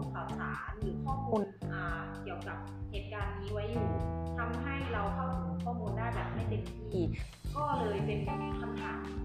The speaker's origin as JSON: {"language": "Thai", "region": "Chiang Rai", "country": "Thailand", "tie": "born or raised there", "said": "บ้านเกิดของเรา"}